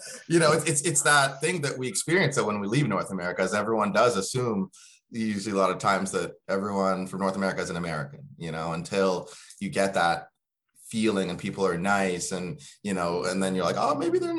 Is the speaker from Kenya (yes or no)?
yes; Kenya; now in Halifax, Canada; You know, I came from Kenya and, you know, I was very scared coming here.